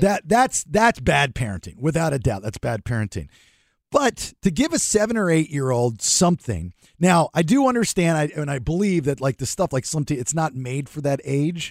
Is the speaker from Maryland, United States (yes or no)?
yes; Maryland, United States; growing up in Maryland